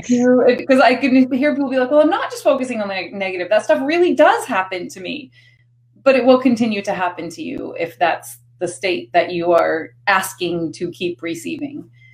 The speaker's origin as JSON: {"language": "English", "region": "Maine", "country": "United States", "tie": "born or raised there", "said": "I grew up in Maine"}